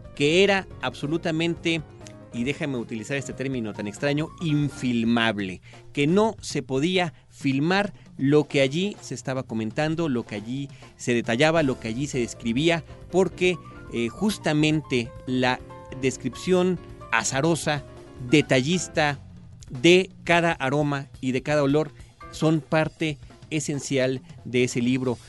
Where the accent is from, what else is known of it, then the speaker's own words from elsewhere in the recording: Mexico; nosotros como mexicanos